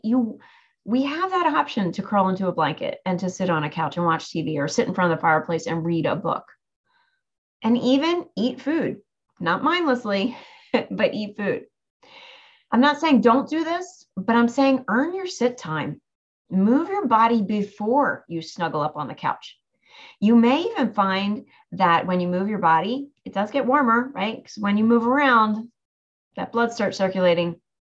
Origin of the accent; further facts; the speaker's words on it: near Cape May, New Jersey, United States; Cape May, New Jersey, which is not too far from my hometown